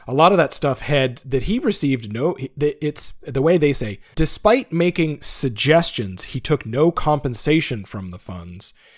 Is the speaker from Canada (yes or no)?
yes; Canada; I'm a Canadian financial advisor